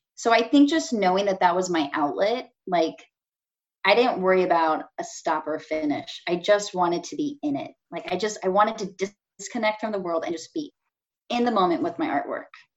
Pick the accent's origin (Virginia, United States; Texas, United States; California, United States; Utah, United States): California, United States; now in Chicago, United States; growing up in California